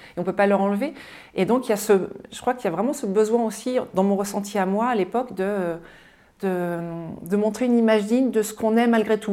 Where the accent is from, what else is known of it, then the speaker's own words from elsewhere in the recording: Mayenne, Pays de la Loire, France; moi je suis née en Mayenne, dans le grand ouest de la France, juste avant la Bretagne